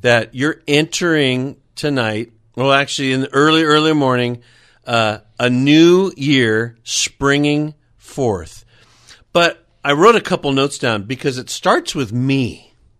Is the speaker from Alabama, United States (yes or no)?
no; California, United States; landed here in California. That's pretty much where I grew up and was, was raised